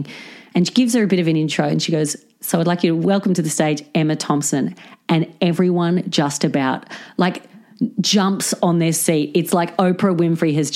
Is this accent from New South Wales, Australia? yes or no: yes; Central Coast, New South Wales, Australia; moved away; I'm from the Central Coast